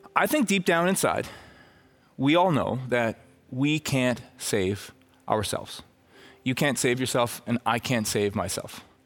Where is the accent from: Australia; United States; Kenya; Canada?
Canada; Red Deer, Alberta; I'm from Red Deer